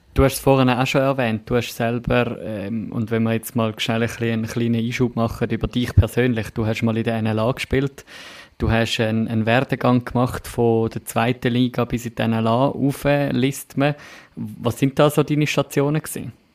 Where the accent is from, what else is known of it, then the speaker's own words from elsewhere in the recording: Winterthur, Zurich, Switzerland; für mich als Winterthurer